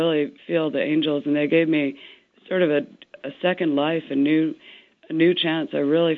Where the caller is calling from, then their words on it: Arizona, United States; I'm calling from Arizona.